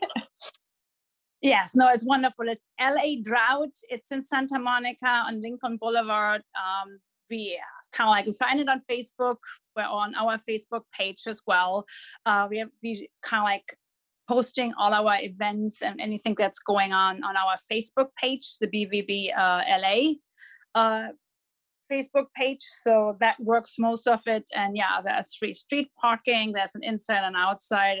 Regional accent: Dortmund, North Rhine-Westphalia, Germany; accent: German; English is a second language; moved away as an adult; now in Los Angeles, United States; I'm born and raised in Dortmund.

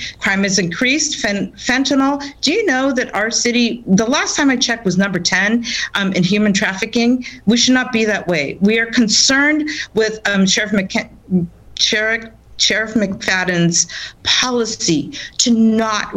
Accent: San Francisco, California, United States; now in Charlotte, United States; San Francisco, that's my hometown

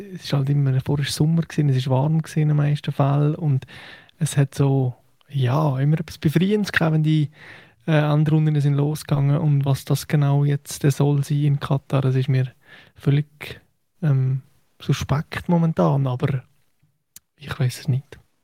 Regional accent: Valais, Switzerland; ich habe mich ja als Walliser sehr stark über die Genfer Flagge aufgeregt

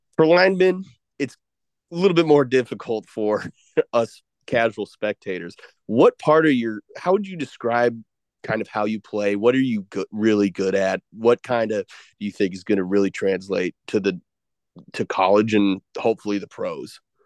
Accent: Illinois, United States; I'm from Illinois

